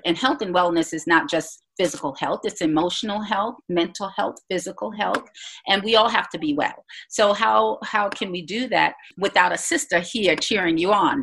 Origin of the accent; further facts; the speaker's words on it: Jamaica; also born or lived in Bahamas; I was born in the Bahamas, grew up in Jamaica, know nothing about the Bahamas, but I'm so glad to, to say that I hail from Jamaica, have Jamaican parents.